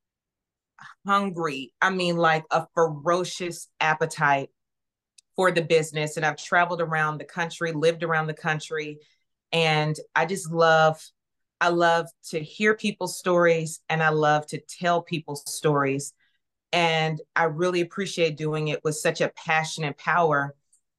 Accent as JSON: {"language": "English", "town": "Nashville", "region": "Tennessee", "country": "United States", "tie": "born or raised there", "said": "I'm born and raised in Nashville."}